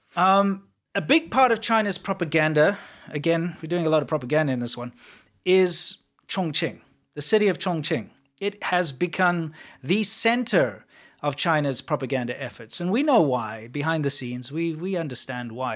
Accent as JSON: {"language": "English", "country": "South Africa", "said": "I am South African"}